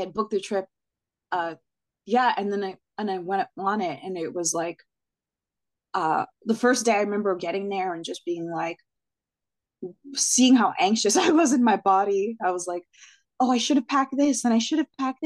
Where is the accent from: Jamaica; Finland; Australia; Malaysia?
Jamaica; I'm Jamaican